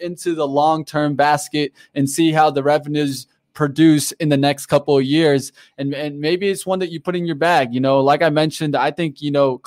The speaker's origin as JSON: {"language": "English", "town": "Detroit", "region": "Michigan", "country": "United States", "said": "we're from Detroit here"}